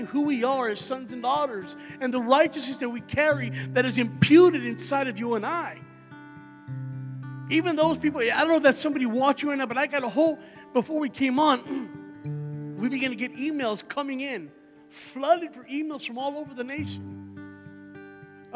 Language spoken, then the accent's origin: English; Texas, United States; I'm from Texas, so I'm not from Ohio, and I'm not used to walking around snow and ice and all